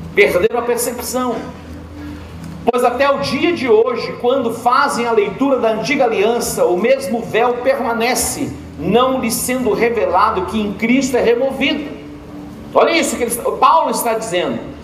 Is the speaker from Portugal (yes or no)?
yes; Portugal; como português